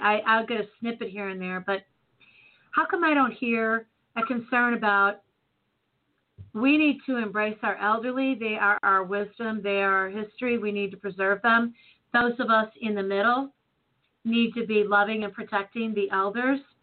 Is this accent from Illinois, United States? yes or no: yes; Chicago, Illinois, United States; now in St. Louis, United States; Born and Raised in Chicago